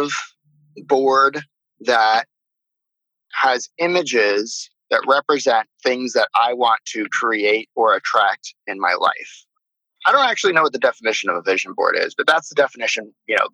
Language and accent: English; Miami, Florida, United States; moved away as an adult; now in Maui, United States; So I live in Maui, Hawaii. I grew up in Miami, Florida.